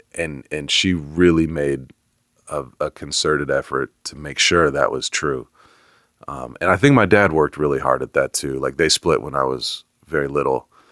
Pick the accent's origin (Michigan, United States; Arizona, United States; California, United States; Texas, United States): California, United States; Bay Area; now in Atlanta, United States; I grew up in the Bay Area